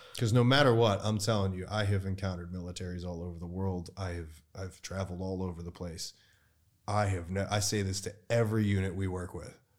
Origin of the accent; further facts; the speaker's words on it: United States; my hometown of the United States.